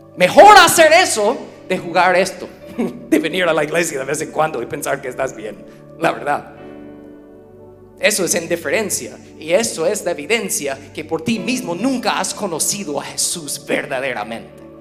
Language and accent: Spanish; United States; Spanish is a second language; somos gringos